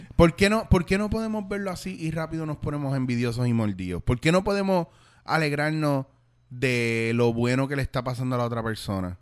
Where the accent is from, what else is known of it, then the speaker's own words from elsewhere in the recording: Puerto Rico; moved away as an adult; also born or lived in Bronx, New York, United States / Spain; yo donde quiera que yo estoy sigo siendo eh, puertorriqueño y sigo siendo boricua